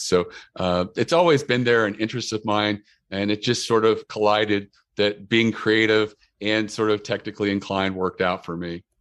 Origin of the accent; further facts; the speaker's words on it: Maryland, United States; we're from Maryland and we're known for crabs